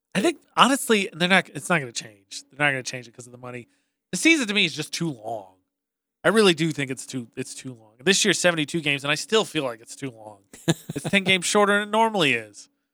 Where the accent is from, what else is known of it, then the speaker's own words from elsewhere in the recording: Lafayette, Indiana, United States; now in Cache Valley, United States; The five high schools in my hometown made up uh, our team, the Greater Lafayette Hawks